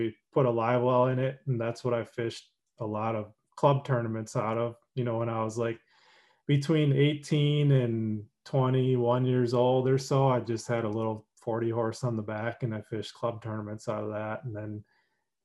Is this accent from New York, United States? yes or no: no; Minneapolis, Minnesota, United States; I grew up in Minnesota, like Twin Cities, Minneapolis, St. Paul.